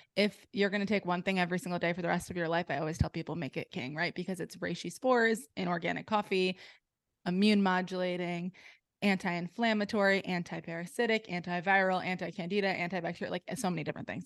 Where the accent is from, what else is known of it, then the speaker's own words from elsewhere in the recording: New Jersey, United States; now in Delaware, United States; I grew up in New Jersey